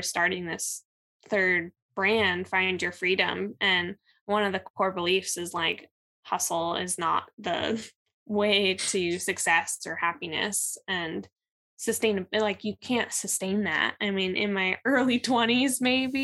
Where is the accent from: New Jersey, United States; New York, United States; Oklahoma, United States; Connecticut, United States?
New Jersey, United States; I am from New Jersey